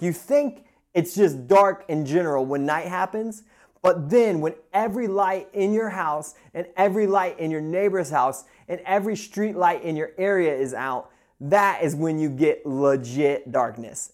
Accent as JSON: {"language": "English", "region": "Midwest", "country": "United States", "tie": "born or raised there", "moved": "yes", "lives_now": "Pacific Northwest, United States", "said": "growing up in the Midwest, I am used to a ton of snow, and I love it. And moving out to the West Coast"}